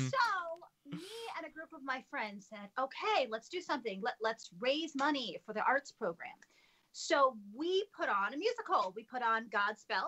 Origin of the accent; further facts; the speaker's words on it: Lansing, Michigan, United States; I grew up in Lansing, Michigan, the capital. We Michiganders